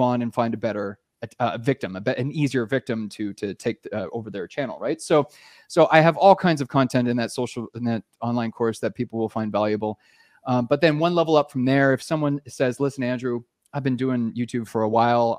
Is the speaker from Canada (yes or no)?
yes; Canada; moved away as an adult; now in Costa Rica; I'm a Canadian